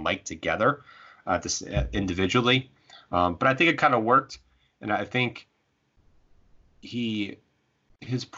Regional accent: Chicago, Illinois, United States; my hometown of Chicago

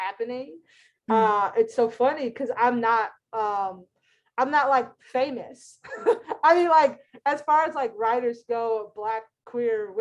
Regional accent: Tallahassee, Florida, United States; moved away; also born or lived in Brooklyn, New York; I'm from Tallahassee

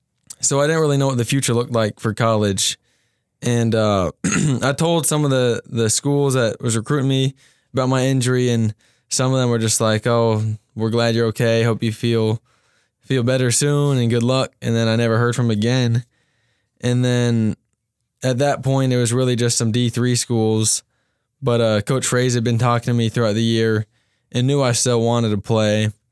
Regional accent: Cincinnati, Ohio, United States; Yeah, so I'm from Cincinnati, Ohio. Been playing football since second grade.

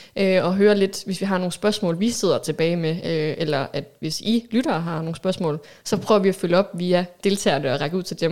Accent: Aalborg, North Denmark Region, Denmark; Jeg er 30 år, født og opvokset her i Aalborg

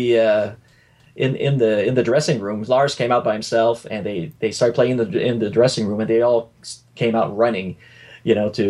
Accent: Sherbrooke, Quebec, Canada; I was still in my hometown in Sherbrooke, Quebec

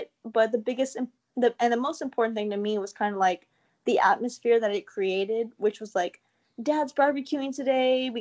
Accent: Austin, Texas, United States; I was born and raised in Austin, and especially South Austin, that area

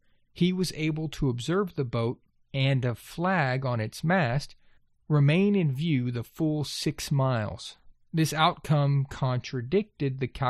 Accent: Texas, United States; Now, I grew up in Gulf Coast, Texas. I can tell you flat.

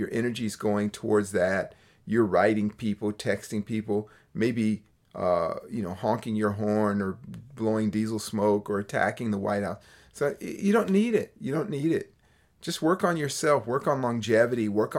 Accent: Berkeley, California, United States; It's strange for me to hear that because I grew up in Berkeley, California as a child.

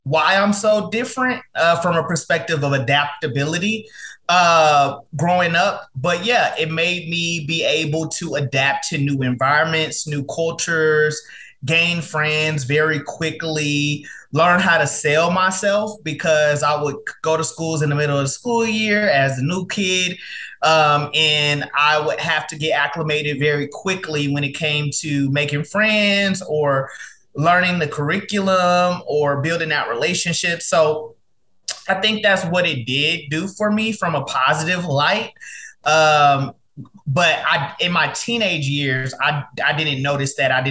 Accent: Dallas, Texas, United States; also born or lived in Mobile, Alabama; Yes, I was born in Mobile, Alabama. Um, I was raised um, in Dallas, Texas.

